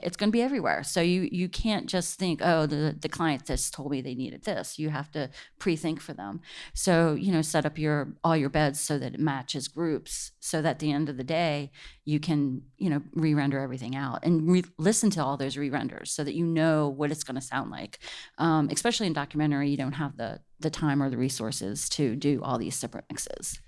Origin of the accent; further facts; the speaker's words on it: Washington, District of Columbia, United States; I'm from the East Coast, from the D C area